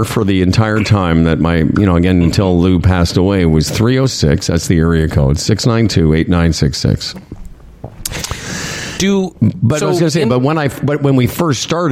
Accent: Moose Jaw, Saskatchewan, Canada; Growing up in Moose Jaw

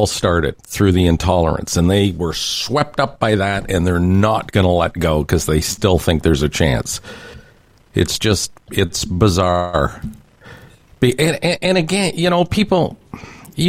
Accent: Canada; as a Canadian

